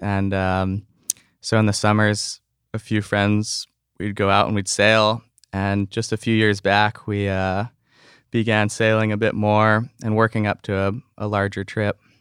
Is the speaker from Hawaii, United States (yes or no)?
yes; North Shore, Oahu, Hawaii, United States; just a few good friends that I grew up on the North Shore with.